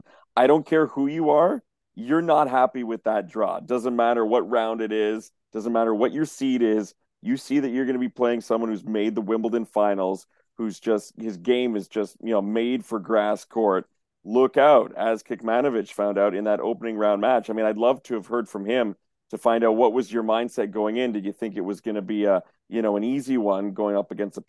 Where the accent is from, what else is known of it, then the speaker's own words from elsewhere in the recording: Canada; I'm Canadian